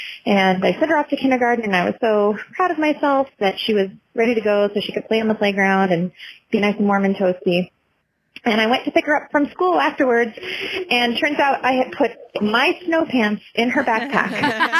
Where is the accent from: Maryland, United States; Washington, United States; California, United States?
Washington, United States; Seattle; moved away as an adult; now in Minnesota, United States; I am a relatively new resident of Minnesota, and I'm from Seattle